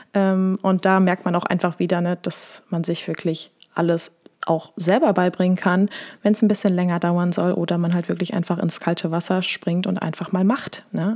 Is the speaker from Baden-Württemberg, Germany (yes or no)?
no; Wesel, North Rhine-Westphalia, Germany; also born or lived in Essen; Ich komme aus Wesel am Niederrhein in NRW bin aber doch eher im Herzen ein kleines Ruhrpottkind